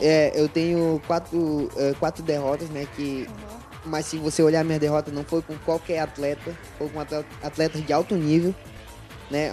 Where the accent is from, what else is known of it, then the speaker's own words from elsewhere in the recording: Pará, Brazil; moved away as an adult; also born or lived in Juruti; now in Manaus, Brazil; eu sou de Pará